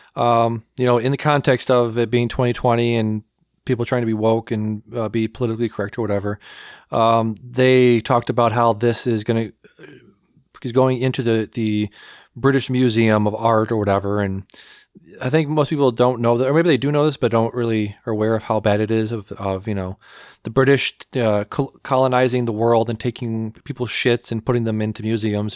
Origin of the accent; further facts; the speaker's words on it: United States; I'm American